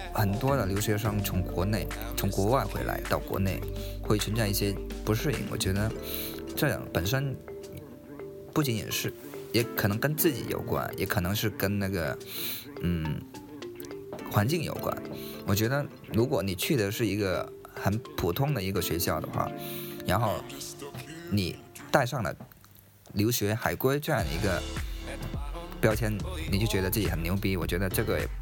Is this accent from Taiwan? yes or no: no; China; 我们中国人